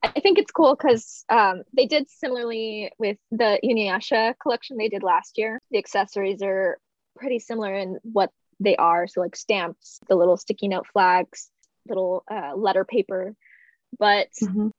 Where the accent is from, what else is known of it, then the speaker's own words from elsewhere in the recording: Texas, United States; I'm from Texas